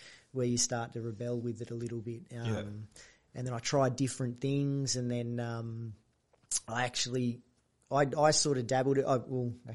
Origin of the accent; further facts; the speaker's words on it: Dapto, New South Wales, Australia; also born or lived in Wollongong; I'm a Dapto boy.